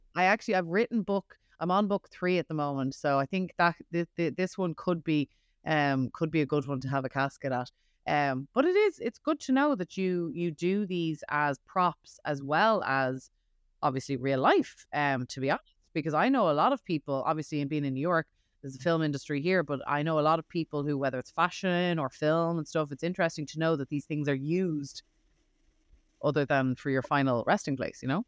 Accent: Ireland; now in United States; I'm from Ireland

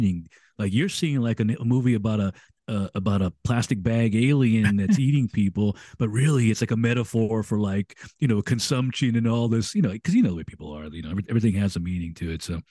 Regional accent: United States; I'm an American

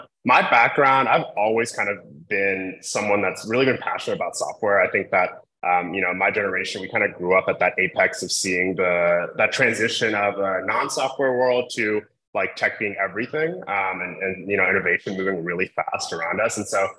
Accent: Columbus, Ohio, United States; I went to Ohio State because I grew up in the Midwest. I grew up in Columbus.

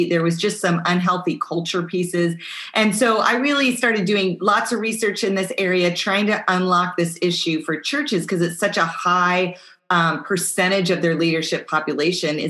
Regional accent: Pacific Northwest, United States; now in South Florida, United States; I live in South Florida, but I grew up in the Pacific Northwest

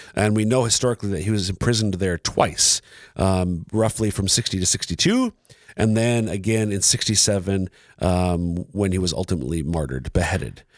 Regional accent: Minnesota, United States; moved away; originally from Minnesota

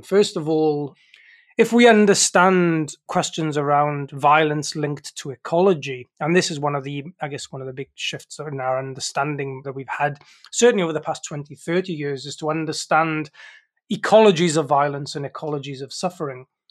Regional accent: South Wales mining valleys, United Kingdom; I grew up in the South Wales mining valleys in the United Kingdom.

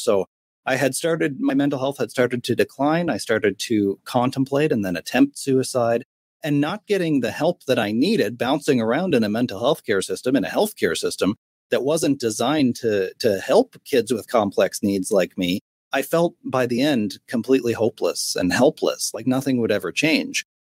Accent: Sydney, Nova Scotia, Canada; I was 15 years old on the edge of a bridge in my hometown in Sydney, Nova Scotia, on the east coast of Canada.

